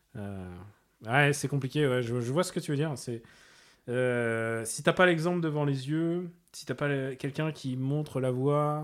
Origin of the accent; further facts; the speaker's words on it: Russia; je suis russe